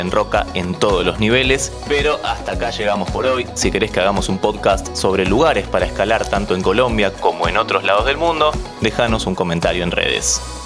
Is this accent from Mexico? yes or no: no; Argentina; en Argentina al menos conocemos como hamacas paraguayas